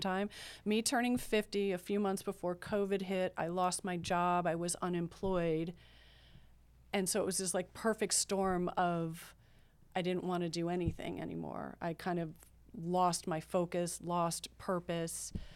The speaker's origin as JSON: {"language": "English", "region": "Maryland", "country": "United States", "said": "I'm from Maryland, right outside of Washington, D C"}